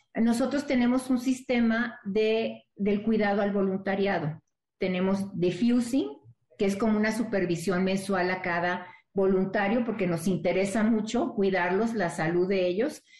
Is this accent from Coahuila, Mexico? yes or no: no; Monterrey, Nuevo León, Mexico; Yo soy de Monterrey